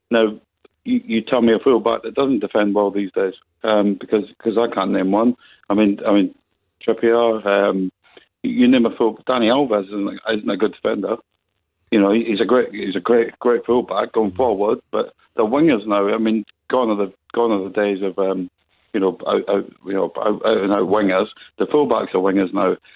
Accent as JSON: {"language": "English", "region": "England", "country": "United Kingdom", "said": "I'm from England."}